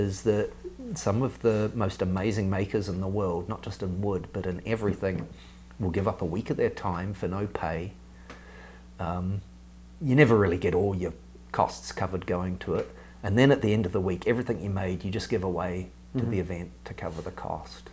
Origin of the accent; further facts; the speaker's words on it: New Zealand; I was nobody from New Zealand, this little boy from the bush in New Zealand